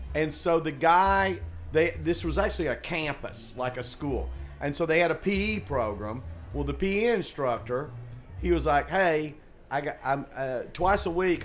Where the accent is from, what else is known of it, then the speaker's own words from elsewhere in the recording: Tennessee, United States; moved away as an adult; also born or lived in Boulder; I grew up in Tennessee and there's no skiing there